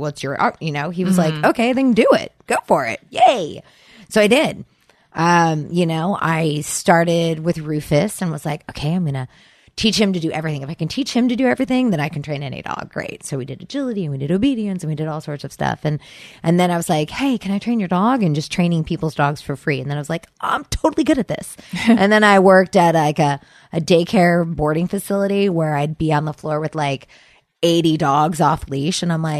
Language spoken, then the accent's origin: English; Sacramento, California, United States; moved away as an adult; also born or lived in Seattle; I grew up in Sacramento.